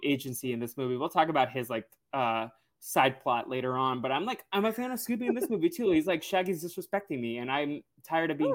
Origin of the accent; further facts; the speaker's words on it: New England, United States; moved away; also born or lived in Los Angeles; I grew up in New England